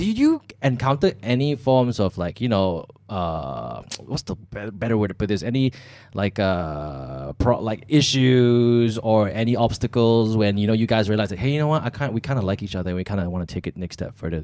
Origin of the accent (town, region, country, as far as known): Malaysia; also born or lived in Australia